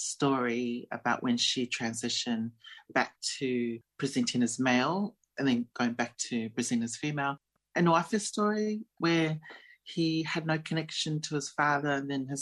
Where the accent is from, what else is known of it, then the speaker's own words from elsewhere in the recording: Australia; also born or lived in New Zealand; I am of Samoan Tongan background and I was born in New Zealand and I grew up in Australia